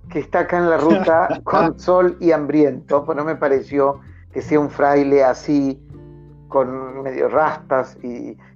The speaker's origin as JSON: {"language": "Spanish", "town": "Esquina", "region": "Corrientes", "country": "Argentina", "tie": "born or raised there", "said": "desemboca justo frente a la ciudad donde nací y donde vivo, en el Paraná, en, en un delta maravilloso, y la ciudad hace un recodo para que el río muera en el Paraná. Entonces, esa es la esquina, ¿no?"}